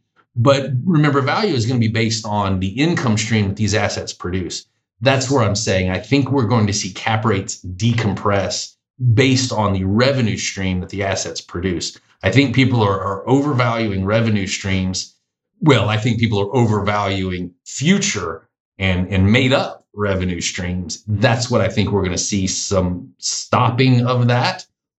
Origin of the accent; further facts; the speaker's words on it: the South, United States; Now, being Southerner, that's what we call pencil whipping.